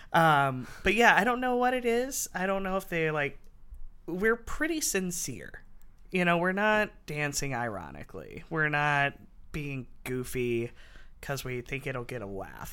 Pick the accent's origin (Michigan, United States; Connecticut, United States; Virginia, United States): Virginia, United States; Martinsville; moved away as an adult; also born or lived in Blacksburg, Virginia; now in Seattle, United States; growing up in Martinsville, Henry County